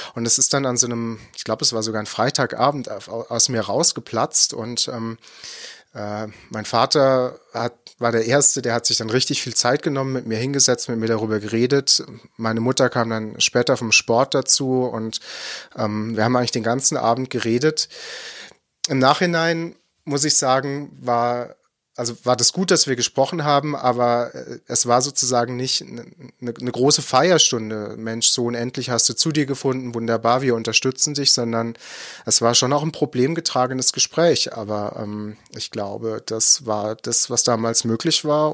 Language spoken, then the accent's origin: German; Baden-Württemberg, Germany; ich komme eher aus dem Nordbadischen, äh, gebürtig